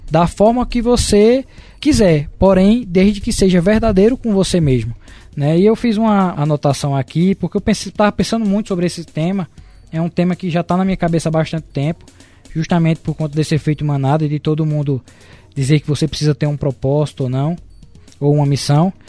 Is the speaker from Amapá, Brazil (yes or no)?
no; Caruaru, Pernambuco, Brazil; nós somos de Caruaru